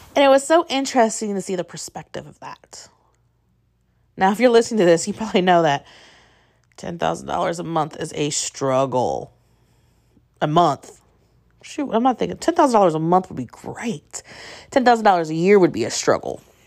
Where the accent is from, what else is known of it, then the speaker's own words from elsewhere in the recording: northern Indiana, United States; also born or lived in Purdue University, Indiana; I grew up in what I would say was a small town, U S A, in northern Indiana